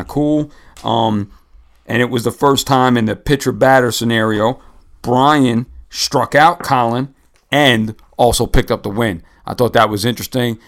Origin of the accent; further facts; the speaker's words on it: United States; I grew up somewhere in New York or New Jersey